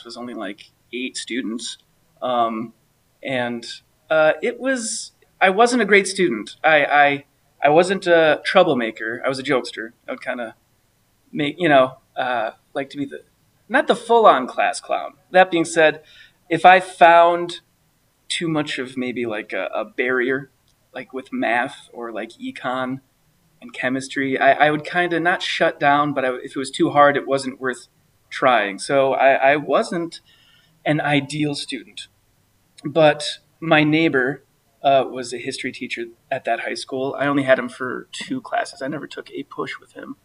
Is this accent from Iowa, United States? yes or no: no; Black River Falls, Wisconsin, United States; also born or lived in Eau Claire, Wisconsin / Hixton, Wisconsin; I was born technically in Eau Claire, Wisconsin, but grew up in the Black River Falls area, a little bit in Hixton, and then we moved to town